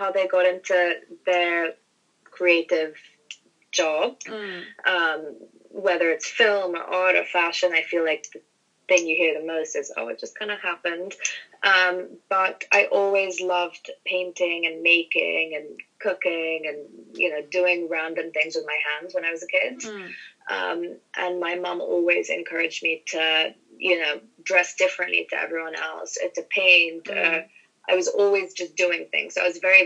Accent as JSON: {"language": "English", "region": "London", "country": "United Kingdom", "tie": "born or raised there", "also_born_or_lived": "France / United States / Hong Kong", "moved": "as an adult", "said": "I grew up in London."}